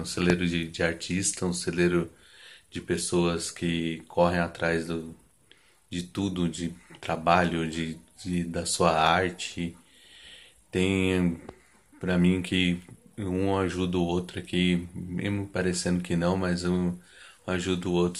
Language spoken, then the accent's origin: Portuguese; São Paulo, Brazil; sou aqui do Jardim Eliana, Grajaú.